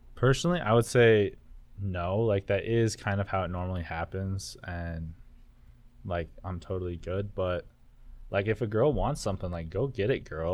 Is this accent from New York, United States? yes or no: no; Elko, Nevada, United States; moved away as an adult; I'm from Elko as well